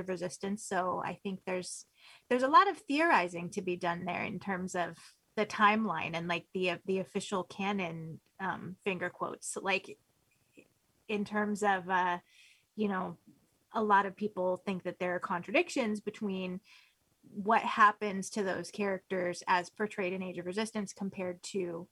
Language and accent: English; United States; being an American